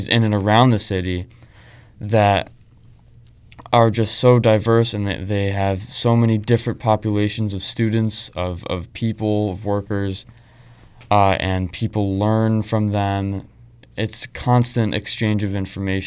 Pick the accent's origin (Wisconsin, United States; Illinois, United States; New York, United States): New York, United States; Rochester; I grew up in Western New York, in Rochester